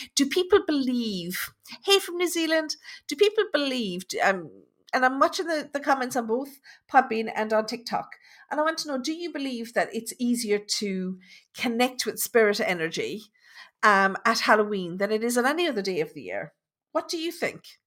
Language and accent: English; Tipperary, Munster, Ireland; I'm from Tipperary